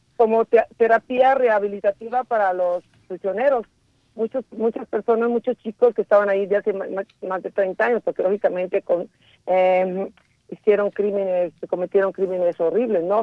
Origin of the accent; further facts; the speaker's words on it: Mexico; moved away; also born or lived in Italy; yo soy mexicana, pero he vivido muchos años en el extranjero.